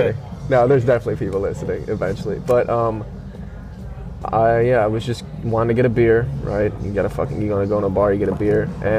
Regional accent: Chicago, Illinois, United States; now in New Orleans, United States; and I told you I'm from Chicago

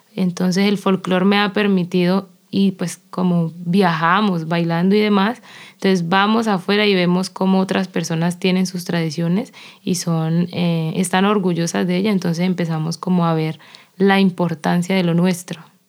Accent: Quinamayo, Valle del Cauca, Colombia; moved away; yo que nací eh, o me crié en Quinamayo, al sur del Valle del Cauca

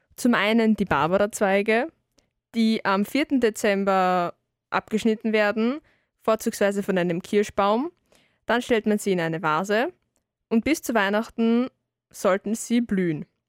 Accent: Salzburg, Austria; bei uns in Salzburg

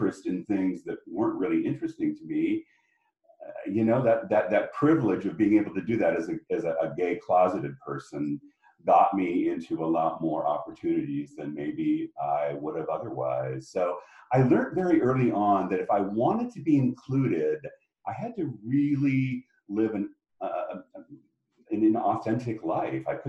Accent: Spokane, Washington, United States; I grew up in Spokane, Washington, and it was a great place to be from

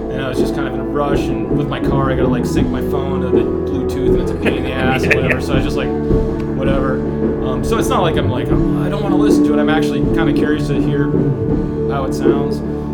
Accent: Israel; born there; I was born in Israel. I go to Israel periodically with my parents.

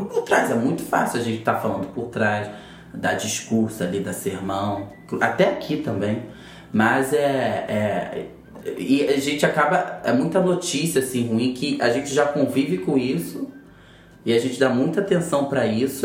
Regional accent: Duque de Caxias, Rio de Janeiro, Brazil; moved away as an adult; also born or lived in Botafogo, Rio de Janeiro; now in Rio de Janeiro, Brazil; Eu venho lá de Caxias, da Baixada Fluminense. E tô morando aqui agora em Botafogo

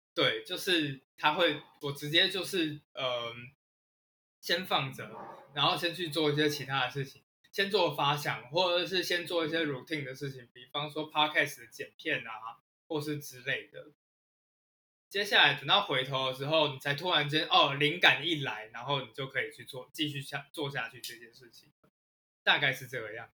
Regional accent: Taiwan; 我们台湾人

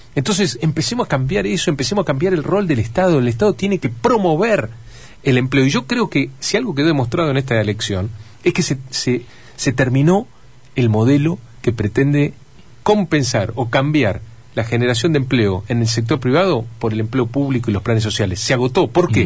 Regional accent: Entre Ríos, Argentina; como muchos argentinos, como muchos entrerrianos, confío en nuestro país, confío en nuestra provincia

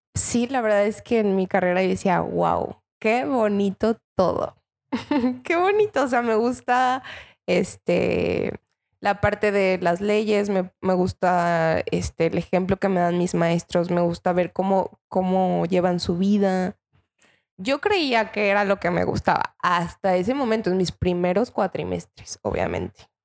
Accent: Mexico; Yo soy de Cotlán me fui a Cotlán

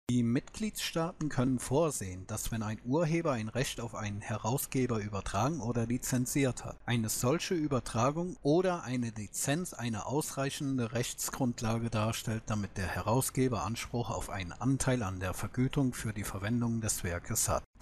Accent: Germany; wird es bei uns in Deutschland sehr wahrscheinlich kommen.

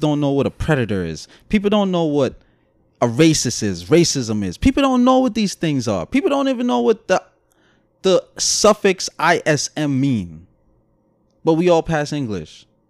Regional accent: New York City, New York, United States; accent: Brooklyn; Guyanese; also born or lived in Guyana; my Guyanese accent, my Brooklyn accent

